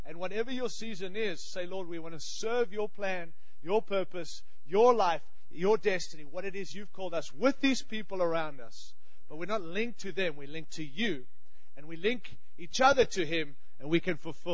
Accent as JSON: {"language": "English", "country": "Australia", "moved": "yes", "lives_now": "United States", "said": "I have a funny accent. I'm from Australia"}